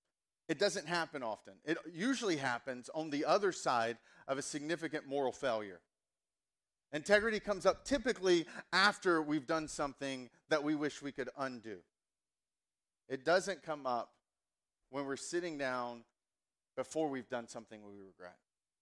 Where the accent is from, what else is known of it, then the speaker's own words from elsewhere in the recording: the South, United States; accent: Southern; So I grew up in the South, and so kind of we've got, like, I grew up, my accent was very much honey boo boo.